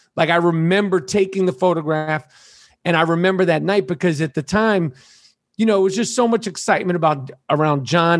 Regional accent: New York City, New York, United States; born or raised there

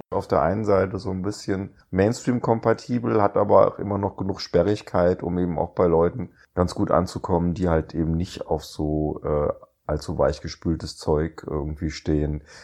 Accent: Grimmen, Mecklenburg-Vorpommern, Germany; Ich komme aus Grimmen, sagt ihr das was?

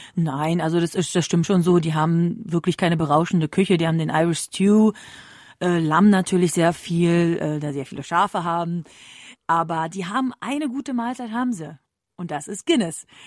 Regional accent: Berlin, Germany; ich komme ja nämlich ursprünglich aus Berlin

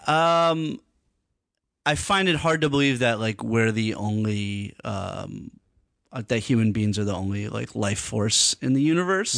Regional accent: Hartford, Connecticut, United States; moved away as an adult; also born or lived in New York; I was born in New York. Uh, I lived there for, like, uh, part of my, like, uh, childhood, and then I, I moved to Hartford, Connecticut, grew up in Hartford

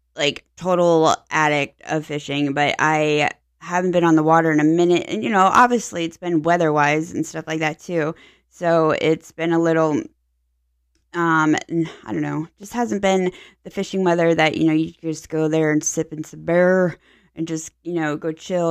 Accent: Pittsburgh, Pennsylvania, United States; now in Tampa Bay, United States; I'm from Pennsylvania, so, you know, when you're born in Pittsburgh area, you just naturally are black and yellow

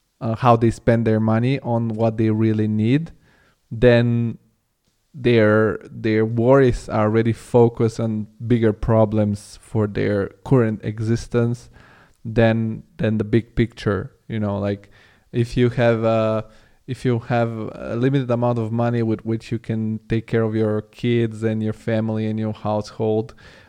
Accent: Bulgaria; English is a second language; also born or lived in Italy; now in Germany; because I come from Bulgaria originally, and I come, and it's not so different than Serbia. And now I live in Germany, and I've lived in Italy.

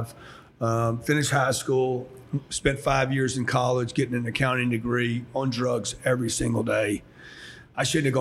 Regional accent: Louisiana, United States; born or raised there; also born or lived in Houston, Texas / California; now in Miami, United States

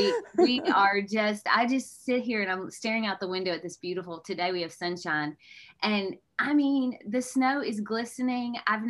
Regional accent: the South, Texas, United States; My mom and dad both grew up in Chicago. They moved here when I was 2. So I'm a true Southern girl.

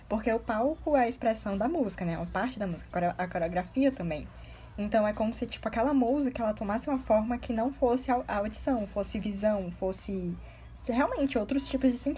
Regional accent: Ceará, Brazil; Eu sou cearense, mas eu sou muito acostumada.

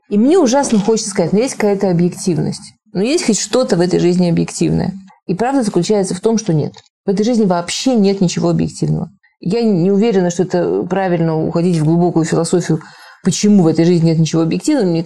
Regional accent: Moscow, Russia; Я из Москвы.

